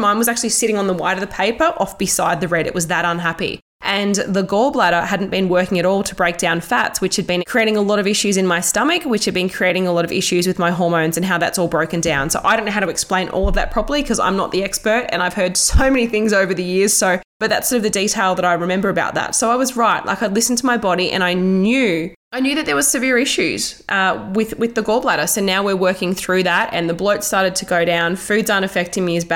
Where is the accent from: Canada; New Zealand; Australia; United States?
Australia; Toowoomba, Queensland; moved away as an adult; also born or lived in Melbourne; I moved from Melbourne back to my hometown in Toowoomba in Queensland